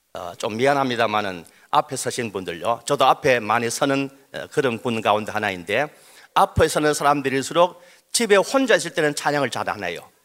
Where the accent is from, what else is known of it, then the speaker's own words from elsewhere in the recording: Daegu, South Korea; 저도 대구 출신입니다